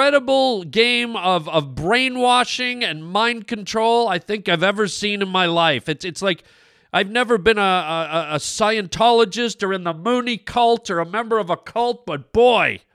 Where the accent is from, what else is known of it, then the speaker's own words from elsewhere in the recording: Canada; now in United States; I'm Canadian, man. I'm Canadian